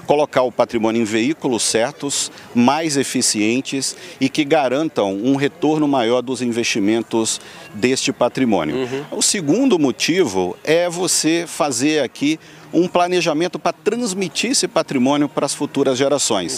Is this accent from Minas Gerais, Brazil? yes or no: yes; Muriaé, Minas Gerais, Brazil; now in São Paulo, Brazil; Eu tenho origem do interior, no interior de Minas Gerais, né, uhum. de uma é. cidade pequena chamada Muriaé